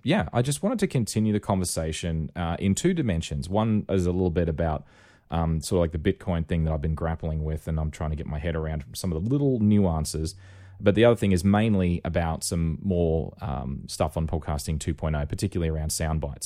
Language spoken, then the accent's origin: English; Rockhampton, Queensland, Australia; when I was growing up in Rockhampton